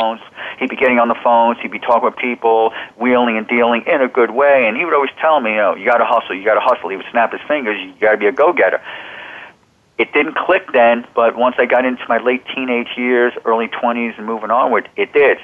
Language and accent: English; Old Bridge, New Jersey, United States; moved away as an adult; also born or lived in New York; now in Arizona, United States; I was born in New York. I grew up in New Jersey. I grew up in the Old Bridge, New Jersey, Sayreville section, which is in central New Jersey.